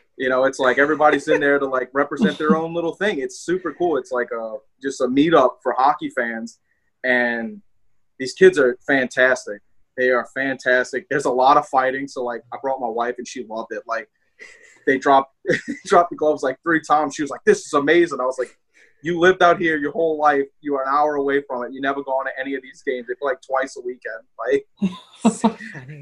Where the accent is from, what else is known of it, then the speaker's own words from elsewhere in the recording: the South, United States; accent: southern twang; I have a southern twang